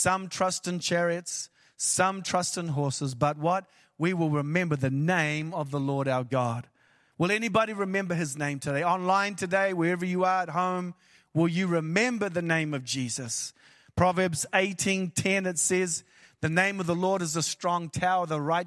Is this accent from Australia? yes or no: no; New Zealand; I am from New Zealand, which is the ends of the earth